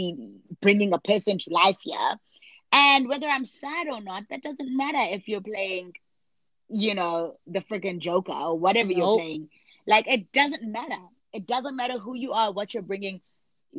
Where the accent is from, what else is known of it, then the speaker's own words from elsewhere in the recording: South Africa; I'm South African. I'm Xhosa